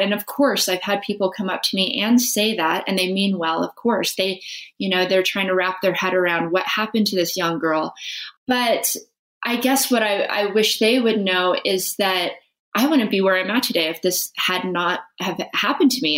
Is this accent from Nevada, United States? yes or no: yes; Las Vegas, Nevada, United States; I grew up in Las Vegas, which is not where you expect to see competitive snowboarder come from